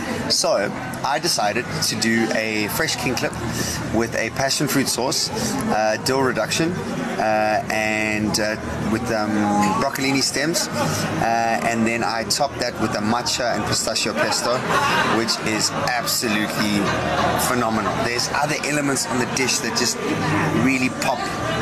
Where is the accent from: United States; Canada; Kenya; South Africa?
South Africa; also born or lived in Portugal; Sun International is the reason why I'm in South Africa. Okay. 7 years old, we moved here from Portugal, and my dad was in charge of food and beverage for Fish River Sun in the Eastern Cape.